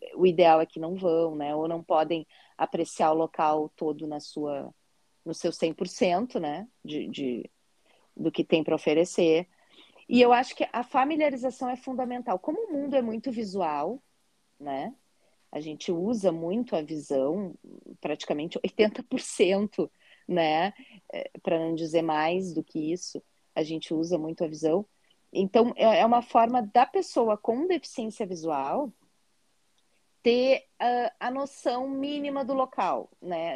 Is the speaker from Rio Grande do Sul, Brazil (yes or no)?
yes; Porto Alegre, Rio Grande do Sul, Brazil; E eu sou gaúcha, né? Sou de Porto Alegre, no Rio Grande do Sul